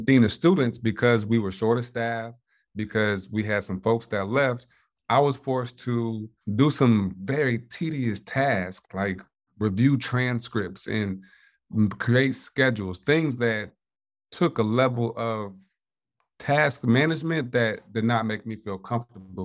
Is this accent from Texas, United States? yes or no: no; Indiana, United States; born and raised in Indiana